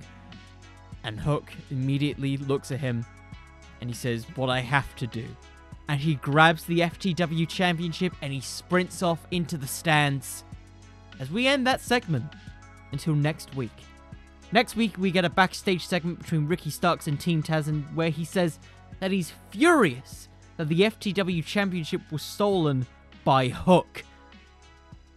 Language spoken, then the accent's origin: English; United Kingdom; I'm British.